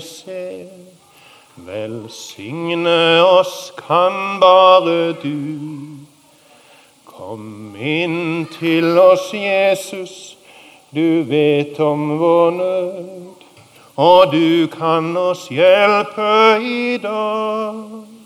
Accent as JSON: {"language": "Norwegian", "town": "Sokndal", "region": "Rogaland", "country": "Norway", "said": "i Sokndal, der jeg kommer ifra"}